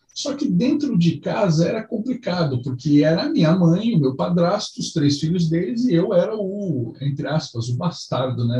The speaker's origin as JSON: {"language": "Portuguese", "town": "Curitiba", "region": "Paraná", "country": "Brazil", "tie": "born or raised there", "also_born_or_lived": "São Paulo", "moved": "yes", "lives_now": "Belo Horizonte, Brazil", "said": "Eu sou originalmente de Curitiba, eu nasci, nasci, eu sou nascido e criado em Curitiba"}